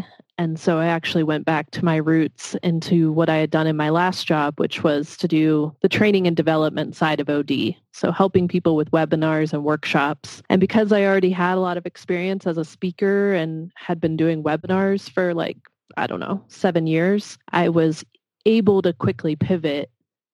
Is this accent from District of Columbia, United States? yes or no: yes; Washington, District of Columbia, United States; moved away; I grew up in the Washington, D.C. area